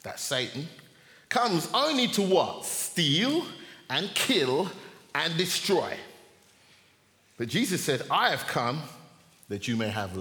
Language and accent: English; Jamaica; I'm Jamaican